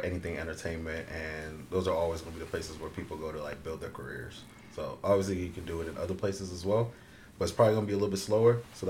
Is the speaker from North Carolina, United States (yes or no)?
yes; Charlotte, North Carolina, United States; also born or lived in Florida / Orlando / Tallahassee; now in Portland, United States; Been out in Portland for about 4.5 years now. Like they said, I'm from Charlotte. Moved out here from, well, I've been in a lot of different places. Born in Florida, Orlando, Tallahassee, Charlotte.